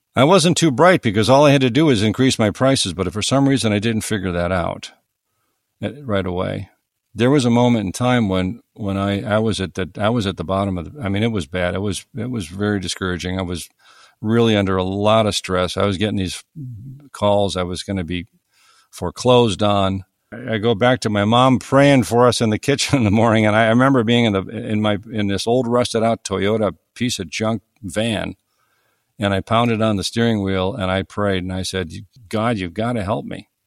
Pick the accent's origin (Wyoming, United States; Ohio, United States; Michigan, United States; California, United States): Ohio, United States; east of Cleveland, Northern; I grew up in Northern Ohio, uh, east of Cleveland, on Lake Erie